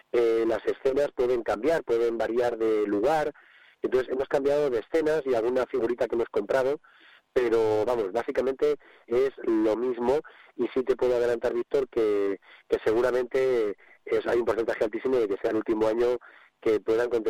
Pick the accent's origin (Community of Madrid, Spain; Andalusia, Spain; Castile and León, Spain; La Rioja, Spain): Castile and León, Spain; Escalona del Prado; Escalona del Prado, se titula Entre costuras, anda el señor, porque es un belén que hicieron las mujeres de mi pueblo, entre las que se encuentra mi madre, es un homenaje a mi pueblo